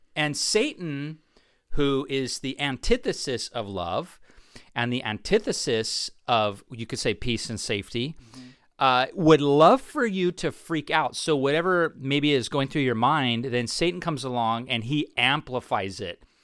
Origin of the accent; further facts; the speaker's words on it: Orange County, California, United States; I was actually born and raised in Orange County.